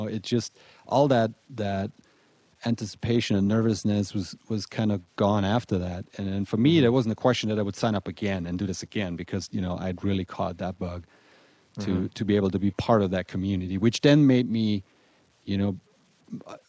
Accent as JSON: {"language": "English", "country": "Germany", "tie": "born or raised there", "moved": "as an adult", "lives_now": "Colorado, United States", "said": "I was born and raised in Germany. I came over here about 15 years ago."}